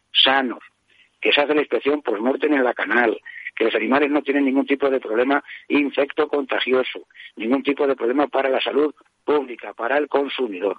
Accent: La Puebla Nueva, Castilla-La Mancha, Spain; me encuentro en la costa del Rastrojo, en Puebla Nueva, provincia de Toledo. Precisamente hoy, sábado día 3, es la víspera de la fiesta de mi pueblo

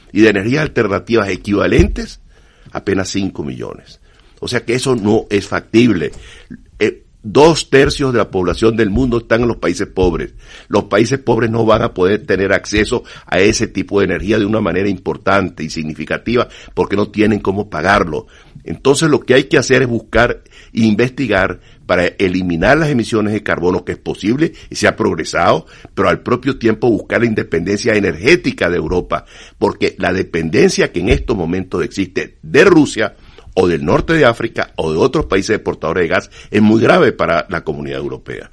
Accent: Venezuela; Yo soy venezolano. En Venezuela

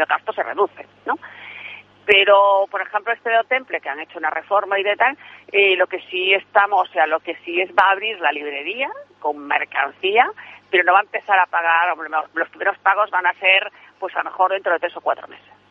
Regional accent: Santa Comba, Galicia, Spain; mi pueblo, a Santa Comba

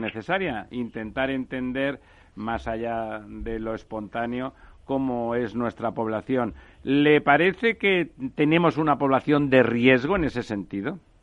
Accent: Spain; nosotros, bueno, mediterráneos, españoles en general

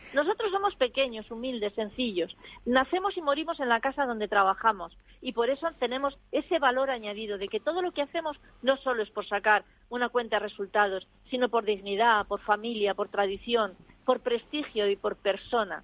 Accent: Segovia, Castile and León, Spain; born or raised there

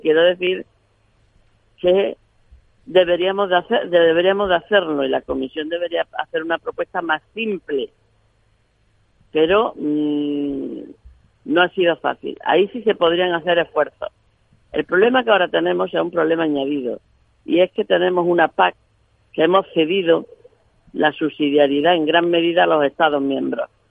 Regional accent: Granada province, Andalusia, Spain; mi provincia de Granada

